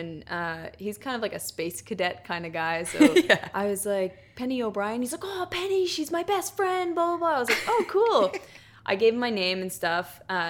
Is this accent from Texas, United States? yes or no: no; New York, United States; I'm from New York originally. So I'd be coming home, just visit family and for breaks and stuff.